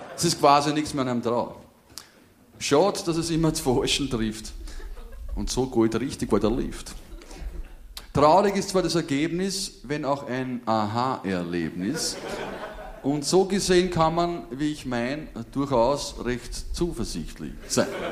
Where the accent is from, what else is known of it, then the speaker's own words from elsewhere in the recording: Germany; mich als Piefke